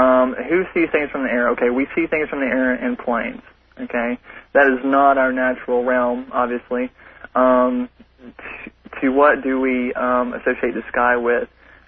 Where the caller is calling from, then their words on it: Nashville, Tennessee, United States; I'm calling from Nashville, Tennessee.